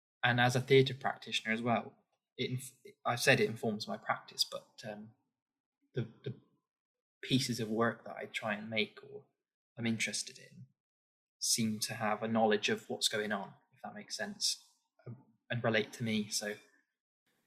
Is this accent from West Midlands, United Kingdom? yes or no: no; Forest of Dean, South West England, United Kingdom; moved away as an adult; now in London, United Kingdom; I grew up in the Forest of Dean, a very unique area of England, with a very unique identity